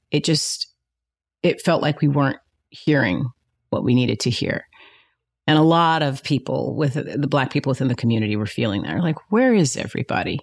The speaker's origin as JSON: {"language": "English", "town": "Fresno", "region": "California", "country": "United States", "tie": "born or raised there", "also_born_or_lived": "New York", "moved": "as an adult", "said": "as a black girl growing up in Fresno, California"}